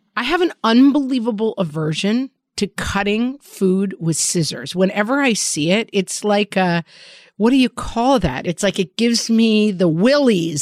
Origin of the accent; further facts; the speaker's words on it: New York, United States; as a New Yorker